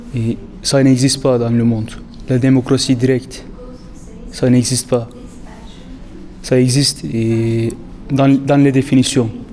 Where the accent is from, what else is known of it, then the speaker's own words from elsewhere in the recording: Turkey; now in Louvain-la-Neuve, Belgium; je suis turc